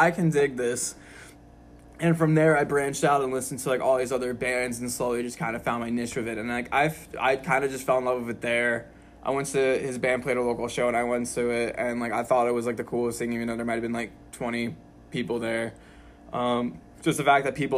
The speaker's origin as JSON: {"language": "English", "town": "Doylestown", "region": "Pennsylvania", "country": "United States", "said": "I'm from Doylestown"}